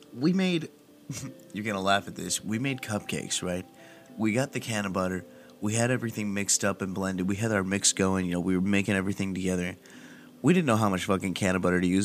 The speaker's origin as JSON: {"language": "English", "town": "Palm Desert", "region": "California", "country": "United States", "tie": "born or raised there", "moved": "yes", "said": "my hometown of Palm Desert"}